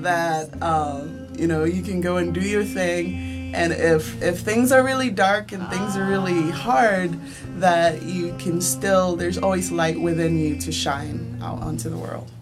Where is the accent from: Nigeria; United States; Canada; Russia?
Nigeria; moved away; I'm originally from Nigeria